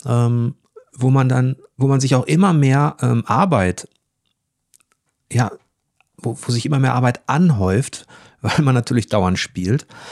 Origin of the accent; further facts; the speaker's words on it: Ruhr area, North Rhine-Westphalia, Germany; ich komme aus dem Ruhrgebiet